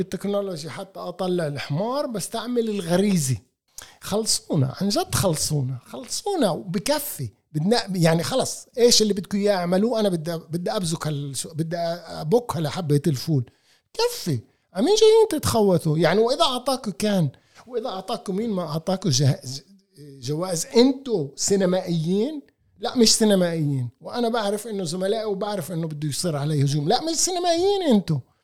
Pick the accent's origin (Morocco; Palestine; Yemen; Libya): Palestine; انا ابن البلد هذا وطني